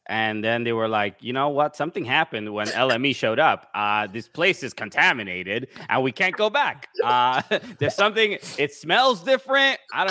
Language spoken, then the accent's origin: English; New York City, New York, United States; I'm from Brooklyn, New York